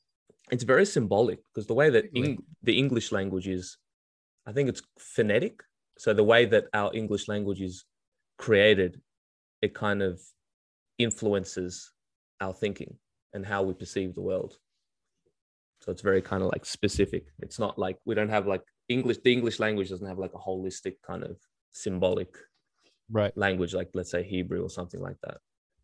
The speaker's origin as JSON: {"language": "English", "town": "Melbourne", "region": "Victoria", "country": "Australia", "tie": "born or raised there", "said": "Because I grew up in Australia, so we, dude, especially in Melbourne, it's"}